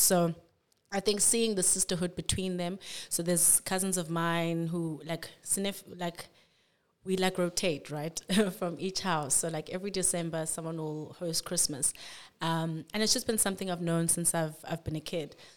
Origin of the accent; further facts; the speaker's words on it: Cape Town, Western Cape, South Africa; also born or lived in Grahamstown; born and bred in Cape Town. I've been here all my life.